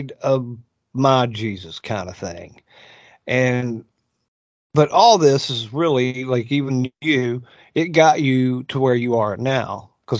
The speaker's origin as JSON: {"language": "English", "region": "West Virginia", "country": "United States", "also_born_or_lived": "Moab, Utah", "moved": "yes", "lives_now": "Florida, United States", "said": "I was originally from West by God, Virginia."}